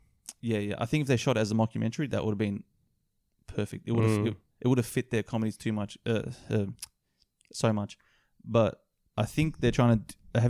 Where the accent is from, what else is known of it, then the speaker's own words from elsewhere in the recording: Australia; we're Australian too.